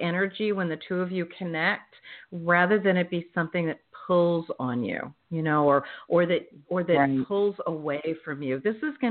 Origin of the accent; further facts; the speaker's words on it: United States; moved away; the Philadelphia, South Jersey area, that's my stomping grounds where I grew up